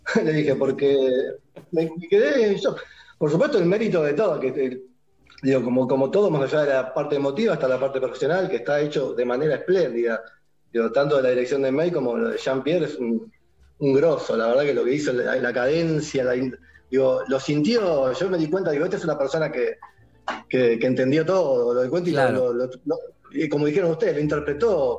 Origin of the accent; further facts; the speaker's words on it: Mataderos, Buenos Aires, Argentina; soy originalmente de Mataderos